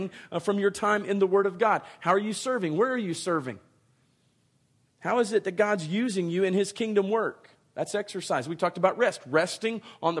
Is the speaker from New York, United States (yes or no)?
no; Dallas, Texas, United States; moved away; I learned to drive in the Dallas-Fort Worth Metroplex.